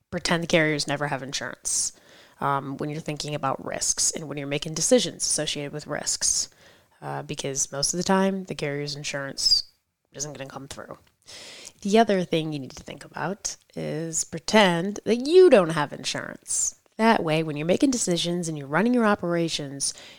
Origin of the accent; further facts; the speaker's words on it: New York, United States; I am from New York